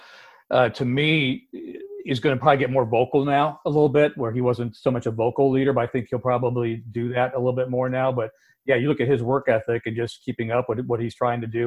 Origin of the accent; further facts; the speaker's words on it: Ohio, United States; moved away; I'm from Ohio, so for me, my first game was a home game about 30 minutes from where I grew up